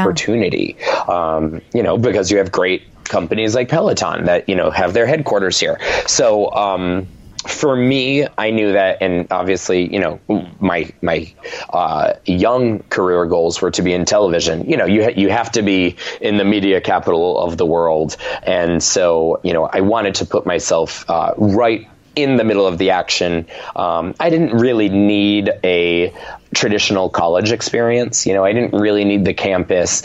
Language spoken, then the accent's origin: English; Rhode Island, United States; moved away as an adult; now in New York City, United States; I was raised in Rhode Island. My family is still there